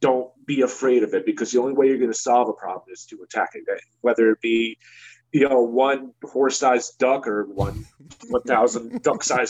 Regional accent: New Jersey, United States; I'm from New Jersey

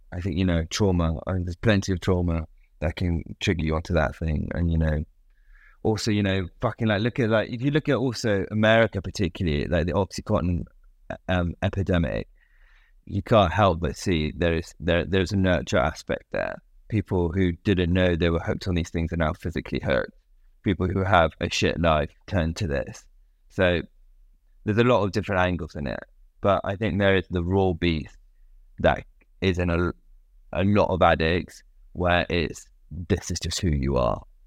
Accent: United Kingdom; of being British, I think. Being a British

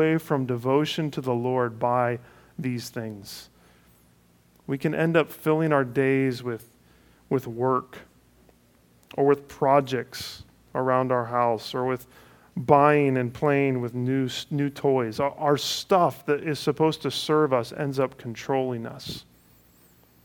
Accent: Cleveland, Ohio, United States; moved away; Cleveland is my hometown

